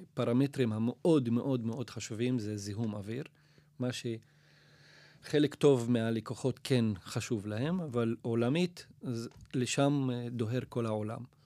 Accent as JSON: {"language": "Hebrew", "town": "Nazareth", "region": "Northern District", "country": "Israel"}